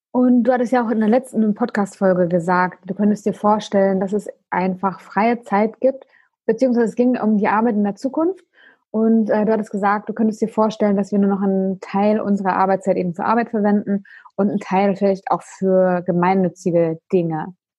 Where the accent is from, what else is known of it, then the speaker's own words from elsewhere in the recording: Emden, Lower Saxony, Germany; ich komme ja aus Emden